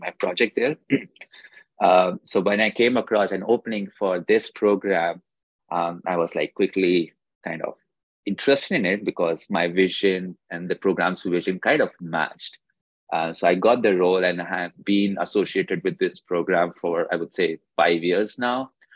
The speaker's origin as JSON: {"language": "English", "country": "India", "moved": "as an adult", "said": "I did my undergrad degree uh, from India itself"}